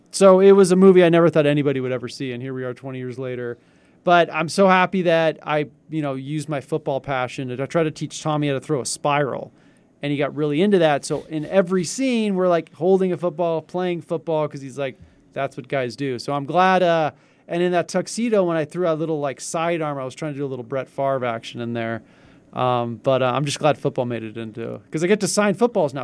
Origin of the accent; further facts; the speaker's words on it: Northern California, United States; I'm from Northern California too